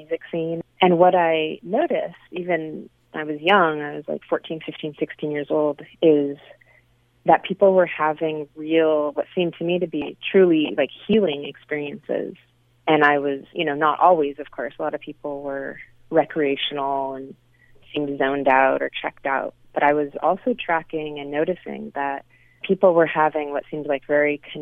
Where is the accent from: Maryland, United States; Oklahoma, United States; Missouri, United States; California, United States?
California, United States; San Francisco; I grew up in San Francisco in the Bay Area of California